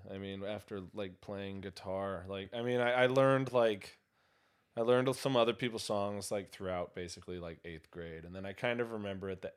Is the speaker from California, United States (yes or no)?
yes; San Clemente, California, United States; I'm from California. I'm from Southern California